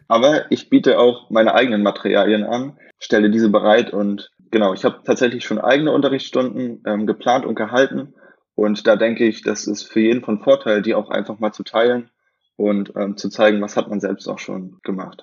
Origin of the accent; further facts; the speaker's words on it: near Rostock, Mecklenburg-Vorpommern, Germany; moved away; also born or lived in Potsdam; ich komme aus der Nähe von Rostock, aus dem wunderschönen Bundesland